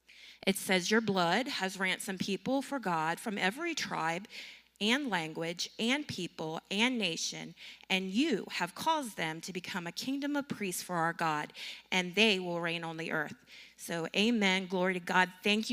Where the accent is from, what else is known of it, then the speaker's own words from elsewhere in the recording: North Carolina, United States; moved away as an adult; We came from North Carolina. We just moved here about a year ago, and we served as children's pastors or children's ministers.